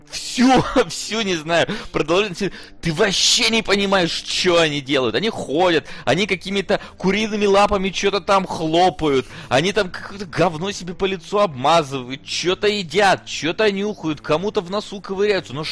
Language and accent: Russian; Russia; born there; я как бы, ну, русский, я, я родился в России, я русский язык, вот 27 лет.